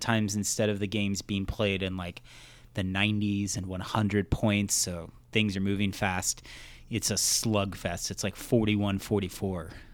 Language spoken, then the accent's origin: English; Missouri, United States; I grew up in Missouri